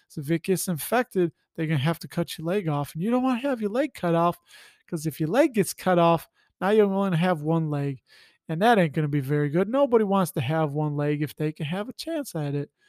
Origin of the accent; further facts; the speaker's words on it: Illinois, United States; I'm from Illinois, and Illinois is bluest of the blue